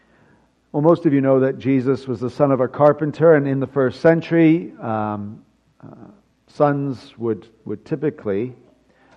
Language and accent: English; United Kingdom; being British